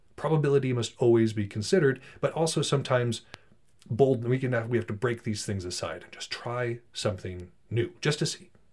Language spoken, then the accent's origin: English; Montana, United States; I'm from Montana